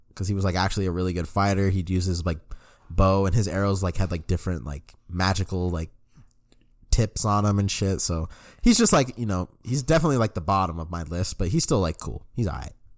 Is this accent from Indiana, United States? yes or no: no; Denver, Colorado, United States; born or raised there